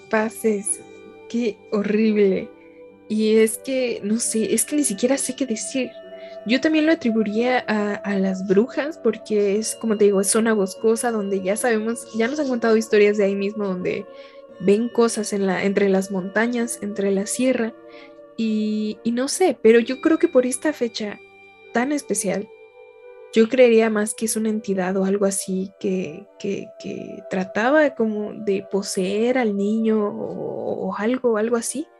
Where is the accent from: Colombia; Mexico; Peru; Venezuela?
Mexico; conforme creces como mexicano